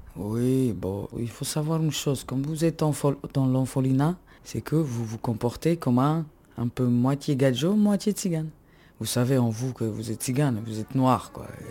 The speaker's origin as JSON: {"language": "French", "country": "Slovakia", "moved": "as an adult", "lives_now": "France", "said": "je viens de Slovaquie et je suis tzigane, tzigane Calderage."}